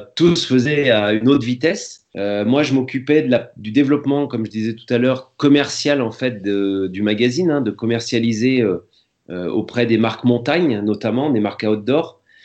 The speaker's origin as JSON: {"language": "French", "town": "Nantes", "region": "Pays de la Loire", "country": "France", "moved": "yes", "lives_now": "the Alps, France", "said": "j'étais de Nantes"}